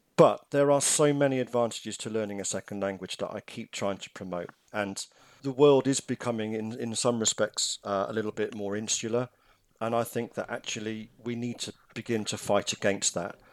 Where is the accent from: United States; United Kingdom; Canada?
United Kingdom; England; moved away; I am English.